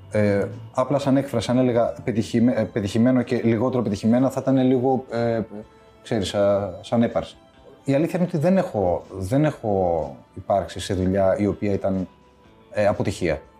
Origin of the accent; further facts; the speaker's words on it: Greece; also born or lived in Switzerland; Να σου πει δεν ήταν δύσκολο, γιατί εγώ έφυγα από την Ελβετία δύο χρονών.